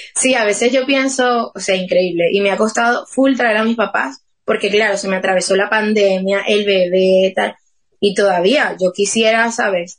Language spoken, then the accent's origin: Spanish; Motatán, Trujillo, Venezuela; moved away as an adult; now in Madrid, Spain; Yo vengo de Motatán y Motatán es, somos súper poquitos habitantes